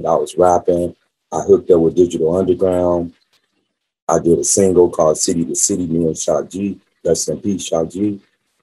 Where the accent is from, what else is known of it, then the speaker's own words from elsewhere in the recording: Las Vegas, Nevada, United States; also born or lived in California; me growing up in Las Vegas